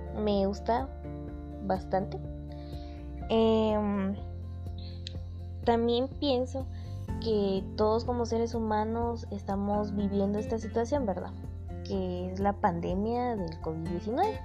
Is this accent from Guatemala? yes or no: yes; Guatemala; Como guatemaltecos que somos